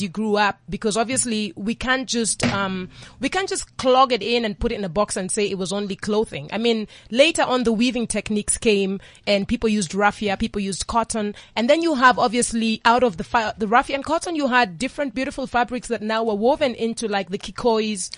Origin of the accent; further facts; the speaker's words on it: Kenya; I'm Kenyan